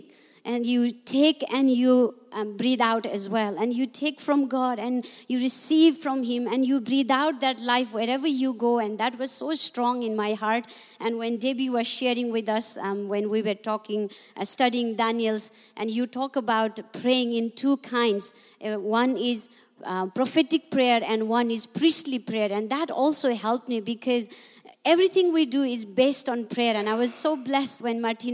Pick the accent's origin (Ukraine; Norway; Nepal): Nepal; English is a second language